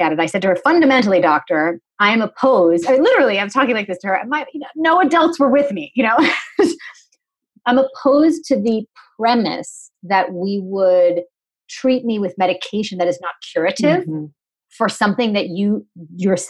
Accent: New England, United States; I'm from New England

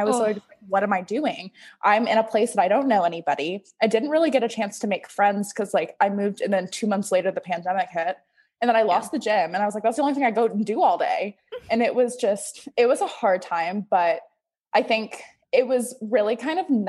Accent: Texas, United States; moved away as an adult; now in Denver, United States; growing up in Texas

